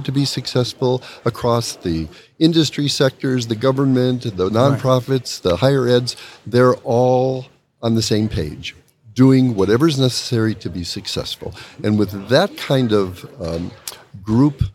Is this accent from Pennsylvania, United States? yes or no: no; Chicago, Illinois, United States; I'm from Chicago